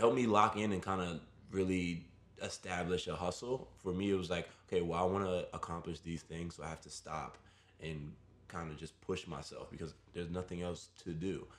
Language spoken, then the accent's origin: English; New York City, New York, United States; I grew up in Brooklyn. I was born and raised in the city